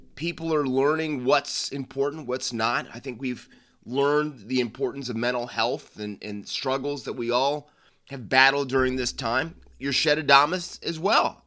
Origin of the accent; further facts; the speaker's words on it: United States; over here in, in the States